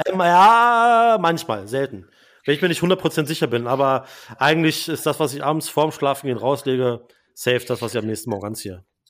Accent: Braunschweig, Lower Saxony, Germany; moved away; ich habe ja mal auch im Retail gearbeitet, in äh, meiner Heimat Braunschweig

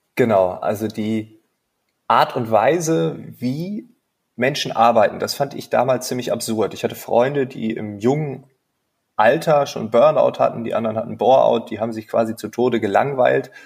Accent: East Frisia, Lower Saxony, Germany; now in Berlin, Germany; ich bin gebürtiger Ostfriese

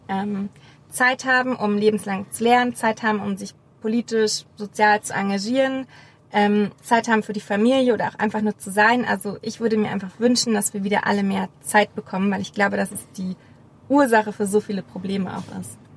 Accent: Berlin, Germany; als Berliner

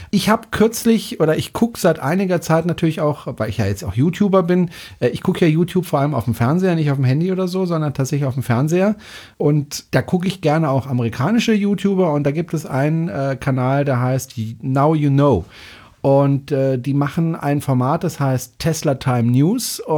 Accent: Gundelfingen, Baden-Württemberg, Germany; Also ich bin selbst in Freiburg aufgewachsen, beziehungsweise in Gundelfing. Das liegt direkt neben Freiburg.

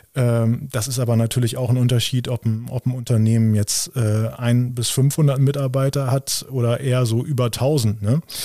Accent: Lower Saxony, Germany; bei uns in Niedersachsen

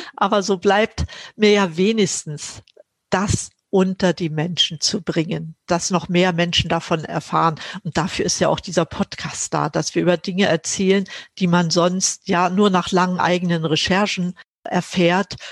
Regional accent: Mecklenburg-Vorpommern, Germany; moved away as an adult; now in Berlin, Germany; Ich bin in Mecklenburg groß geworden.

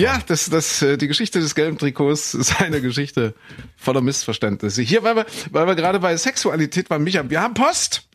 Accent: Saxony-Anhalt, Germany; ich bin in Sachsen-Anhalt Hanna zur Schule gegangen

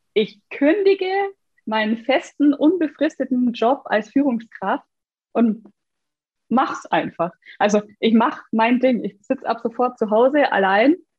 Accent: Bavaria, Germany; ich komme übrigens aus Bayern

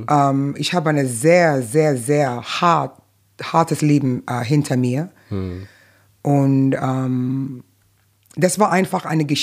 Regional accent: New York, United States; first language Arabic; German is a second language; ich habe Arabisch gesprochen, Arabisch gelesen, mitten in New York.

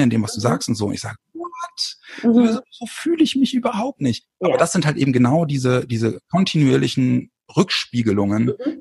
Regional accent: Bremen, Germany; moved away as an adult; also born or lived in small town south of Hamburg; now in near Hamburg, Germany; komme aus Bremen

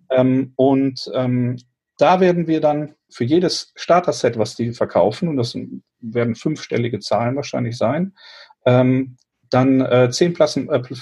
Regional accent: Eifel, Germany; also born or lived in Cologne; also wir kommen ja eigentlich aus Köln mit der Familie und ähm, sind dann, meine Eltern sind dann in die Eifel gezogen, die wollten für die Kinder halt nicht dieses städtische Umfeld

